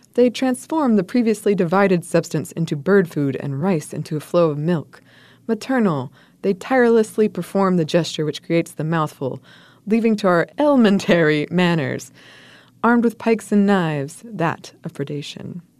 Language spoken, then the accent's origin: English; United States; being an American